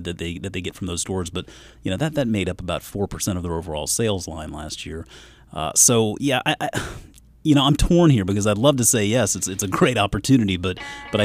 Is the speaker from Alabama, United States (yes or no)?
no; South Carolina, United States; growing up in South Carolina